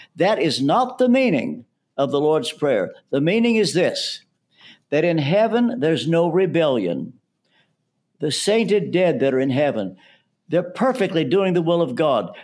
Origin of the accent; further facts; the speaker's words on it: Ashland, Kentucky, United States; moved away as an adult; also born or lived in London; I'm from Ashland, Kentucky